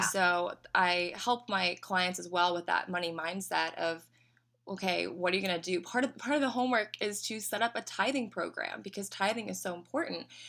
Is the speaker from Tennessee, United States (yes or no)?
yes; Knoxville, Tennessee, United States; moved away as an adult; now in Orlando, United States; I am from Knoxville, Tennessee originally, and, um, so some people say they can hear it in my accent